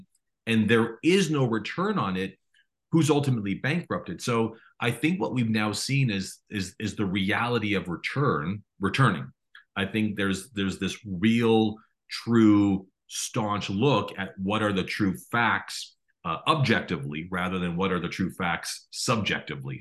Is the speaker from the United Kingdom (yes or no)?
no; Toronto, Ontario, Canada; I was born and raised in Toronto